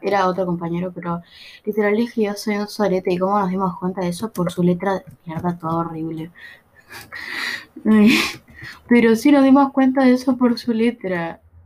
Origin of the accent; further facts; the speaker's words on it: Buenos Aires Province, Argentina; No, no soy uruguaya, soy de Buenos Aires, Argentina, El conurbano